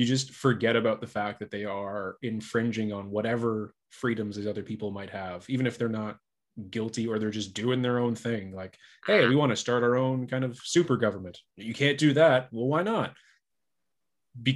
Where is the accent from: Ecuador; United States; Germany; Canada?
Canada; I'm Canadian, or we're both Canadian